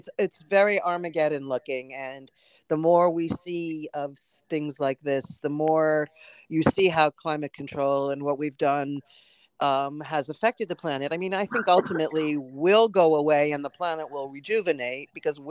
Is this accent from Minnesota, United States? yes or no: no; New York City, New York, United States; I grew up in Manhattan in New York, and I was born and raised here